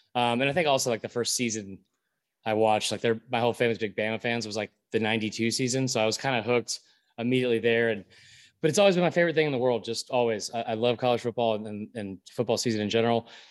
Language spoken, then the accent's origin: English; Atlanta, Georgia, United States; I grew up in Atlanta.